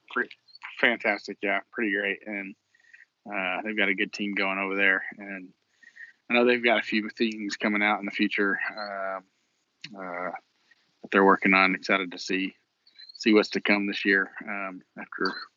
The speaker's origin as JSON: {"language": "English", "region": "Texas", "country": "United States", "said": "we're from Texas"}